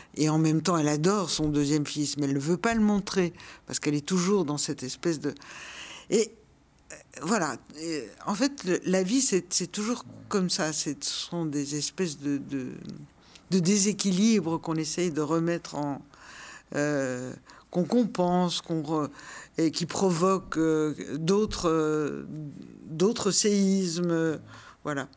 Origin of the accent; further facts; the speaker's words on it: Brussels, Brussels-Capital Region, Belgium; moved away as an adult; Bruxelles, c'est ma ville natale. J'y suis née, je l'ai quittée quand j'avais 26 ans.